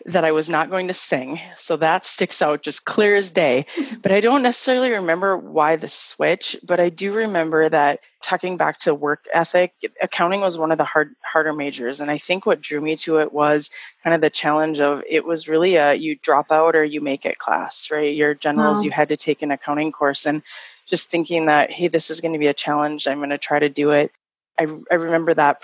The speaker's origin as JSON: {"language": "English", "town": "Fargo", "region": "North Dakota", "country": "United States", "tie": "born or raised there", "said": "I grew up in Fargo"}